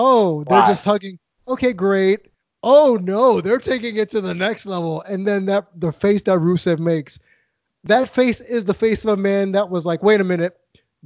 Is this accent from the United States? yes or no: yes; New York, United States; moved away; my hometown promotion back in New York.